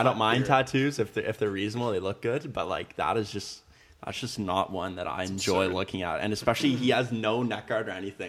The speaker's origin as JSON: {"language": "English", "country": "Canada", "said": "we're Canadian, but I love being Canadian."}